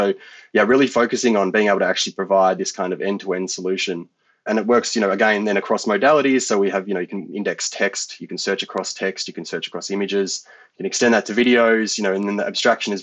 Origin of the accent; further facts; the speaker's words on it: Australia; I was growing up in the Australian country